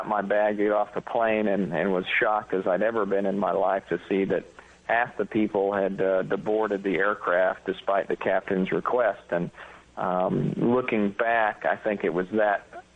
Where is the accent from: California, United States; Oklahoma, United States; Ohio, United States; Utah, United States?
Oklahoma, United States; Stillwater; moved away; also born or lived in Grand Haven, Michigan; My dad taught me at a very young age on the golf course growing up in Stillwater, Oklahoma